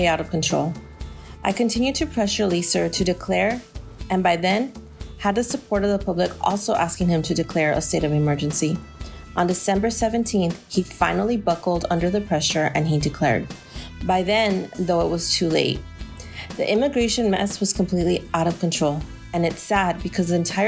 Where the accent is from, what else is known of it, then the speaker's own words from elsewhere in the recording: El Paso, Texas, United States; I was born and raised in El Paso